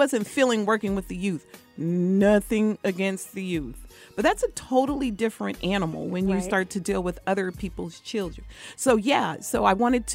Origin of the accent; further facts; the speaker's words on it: Columbus, Ohio, United States; I'm from Columbus, Ohio.